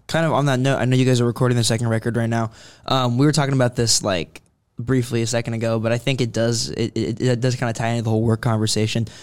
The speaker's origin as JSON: {"language": "English", "town": "Concord", "region": "California", "country": "United States", "tie": "born or raised there", "said": "I grew up in Concord"}